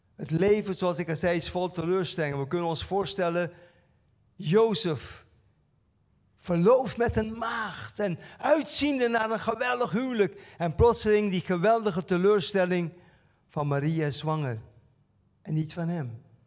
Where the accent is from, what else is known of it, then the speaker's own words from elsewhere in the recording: Curaçao; bij ons op Curaçao